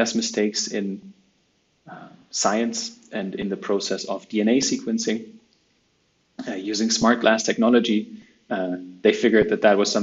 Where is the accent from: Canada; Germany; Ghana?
Germany; Cologne, North Rhine-Westphalia; I'm originally from Germany, from Cologne.